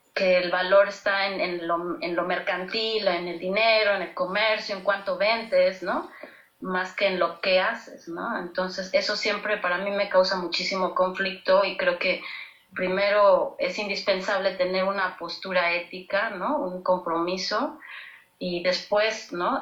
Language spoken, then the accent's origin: Spanish; Mexico; nuestro país